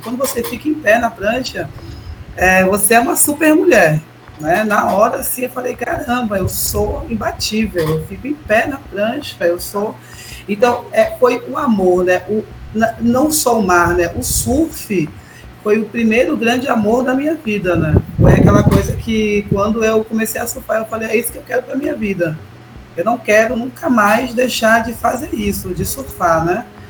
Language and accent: Portuguese; Ipojuca, Pernambuco, Brazil; Eu cheguei com sete anos de idade, eu cheguei aqui